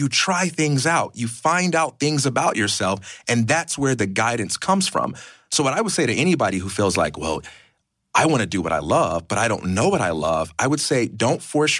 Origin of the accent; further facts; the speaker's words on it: Chicago, Illinois, United States; I'm from Chicago, Illinois.